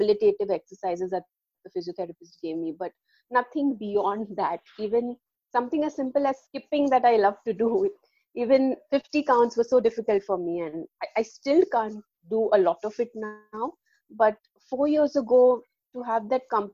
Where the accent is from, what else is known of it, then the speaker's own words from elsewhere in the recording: Mumbai, Maharashtra, India; I'm from Mumbai in India